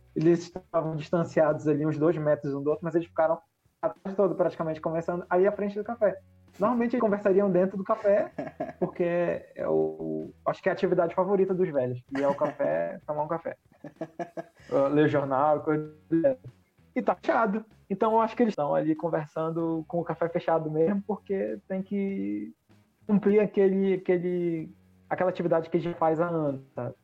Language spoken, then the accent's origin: Portuguese; Brazil; moved away; eu, como brasileiro, assim, por mais que não viva no Brasil, tenho. Todos os meus amigos estão aí, a minha família toda está aí